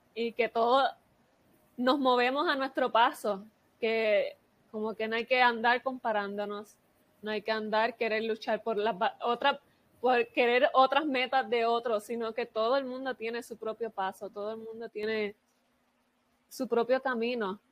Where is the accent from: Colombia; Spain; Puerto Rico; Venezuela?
Puerto Rico; yo soy de Puerto Rico